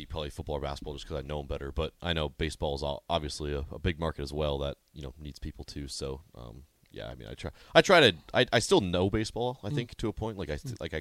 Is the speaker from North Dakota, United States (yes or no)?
yes; North Dakota, United States; growing up in North Dakota